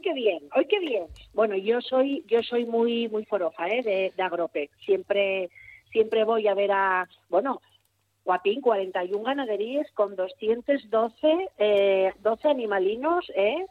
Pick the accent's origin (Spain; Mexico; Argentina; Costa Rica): Spain; Gijón, Asturias; soy de Gijón, nacido en Gijón, vivo en Gijón y todo Gijón